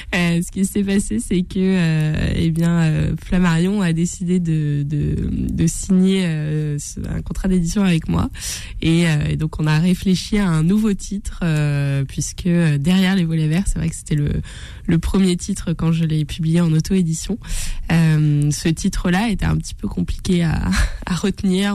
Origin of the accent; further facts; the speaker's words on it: Brittany, France; moved away as an adult; also born or lived in Rennes / Côtes-d'Armor / Gulf of Morbihan; now in Paris, France; je suis bretonne d'origine. Voilà, je suis une fausse parisienne.